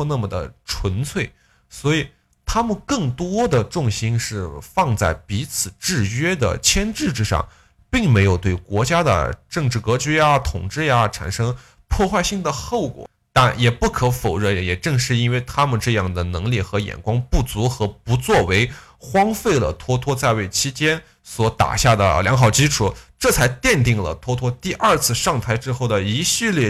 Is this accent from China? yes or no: yes; Gansu, China; 我老家甘肃哟